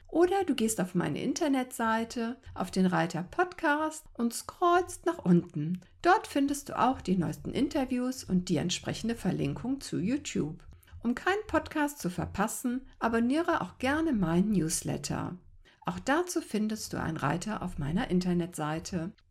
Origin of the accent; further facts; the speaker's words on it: Cologne, North Rhine-Westphalia, Germany; weil wir ja beide gebürtig ähm, aus Köln stammen.